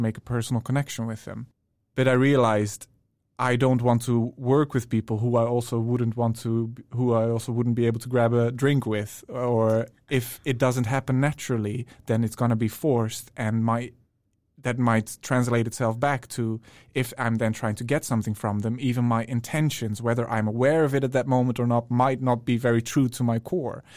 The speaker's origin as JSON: {"language": "English", "country": "Netherlands", "moved": "as an adult", "lives_now": "Stockholm, Sweden", "said": "I'm from the Netherlands originally"}